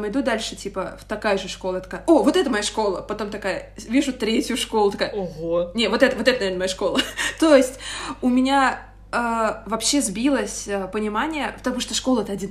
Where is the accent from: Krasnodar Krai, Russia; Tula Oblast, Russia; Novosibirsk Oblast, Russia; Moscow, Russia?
Moscow, Russia; Я из Москвы, из Москвы. И я росла вообще, даже мне кажется, в такой не до Москве, потому что я росла в Митино.